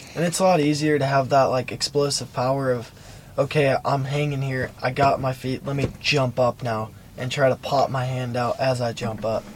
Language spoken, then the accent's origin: English; Chicago, Illinois, United States; when I was in uh, Chicago at the UTB